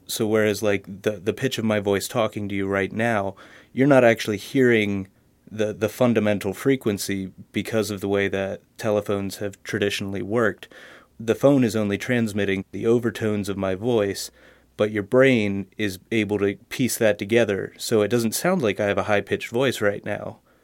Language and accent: English; Harrisburg, Pennsylvania, United States; I'm from Harrisburg, Pennsylvania